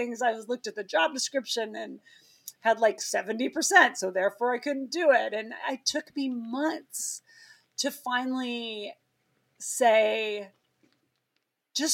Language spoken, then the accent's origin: English; Butte, Montana, United States; moved away; this Montana kid, I grew up in Butte, Montana